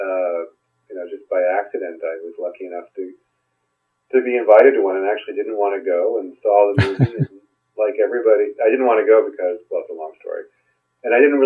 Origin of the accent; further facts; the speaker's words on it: Bay Area, California, United States; I'm from the Bay Area